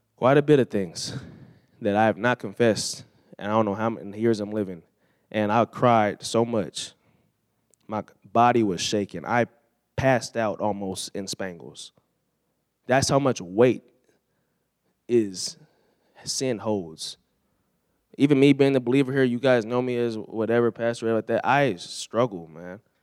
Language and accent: English; California, United States; growing up in California